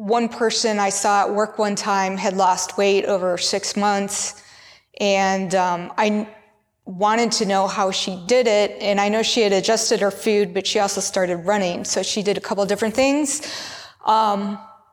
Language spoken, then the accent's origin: English; United States; I grew up in America